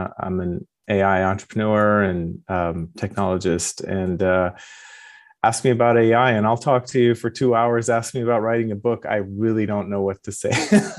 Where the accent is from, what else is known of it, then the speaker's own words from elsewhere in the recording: Iran; also born or lived in London, United Kingdom / Moscow, Idaho, United States / Japan; now in California, United States; Yes, I was born in London, went to kindergarten in Moscow, Idaho, and grew up in Iran, pre and post revolution and war, and got my PhD in Japan and ended up in California.